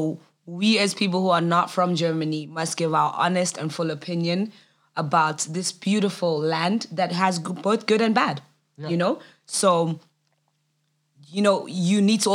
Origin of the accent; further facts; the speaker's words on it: South Africa; I'm South African.